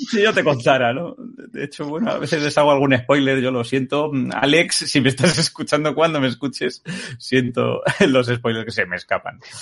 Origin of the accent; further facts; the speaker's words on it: Spain; cómo somos los españoles